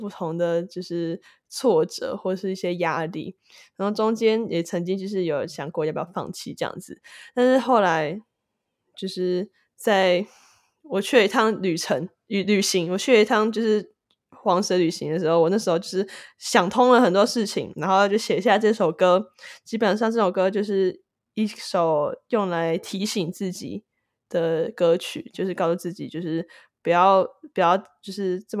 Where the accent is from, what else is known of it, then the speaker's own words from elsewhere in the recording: Taiwan; now in United States; Hello，大家好，我是来自台湾，目前居住于美国的制作人兼歌手 …。